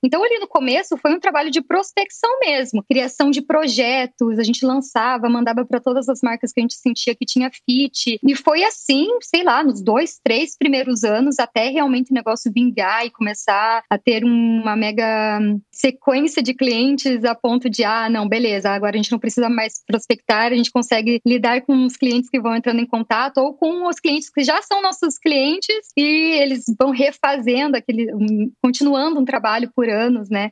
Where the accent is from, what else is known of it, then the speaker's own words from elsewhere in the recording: Curitiba, Paraná, Brazil; nós somos de Curitiba